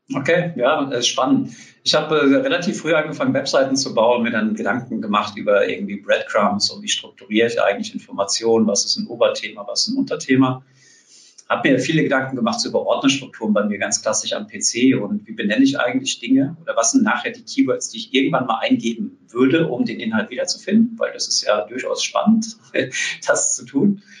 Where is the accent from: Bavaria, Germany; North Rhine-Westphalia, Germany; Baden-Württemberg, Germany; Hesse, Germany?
Hesse, Germany; South; moved away as an adult; now in Berlin, Germany; Ich bin auch in Südhessen groß geworden, dort ganz, ganz lange gelebt.